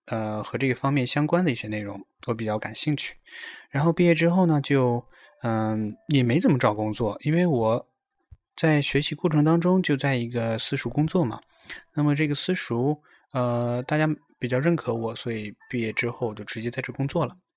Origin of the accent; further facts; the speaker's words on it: Hulunbuir, Inner Mongolia, China; moved away as an adult; now in Tokyo, Japan; 我是来自美丽的大草原呼伦贝尔的